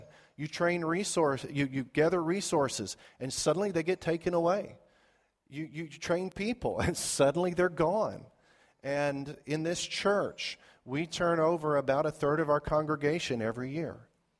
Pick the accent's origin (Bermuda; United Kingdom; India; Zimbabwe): Zimbabwe; And growing up in Zimbabwe, there was a place we liked to go on vacation called Lake Kariba.